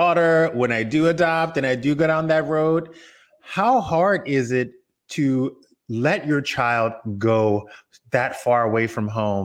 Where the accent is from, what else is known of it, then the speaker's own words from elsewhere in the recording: Louisiana, United States; I grew up in Louisiana